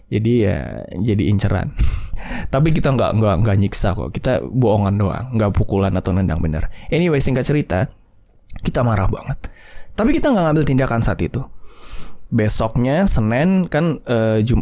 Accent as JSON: {"language": "Indonesian", "region": "West Sumatra", "country": "Indonesia", "said": "BTW gue juga orang Minang sih."}